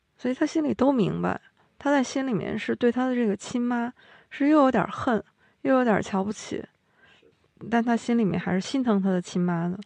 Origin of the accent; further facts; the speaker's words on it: China; 茶对我们中国人也是非常重要的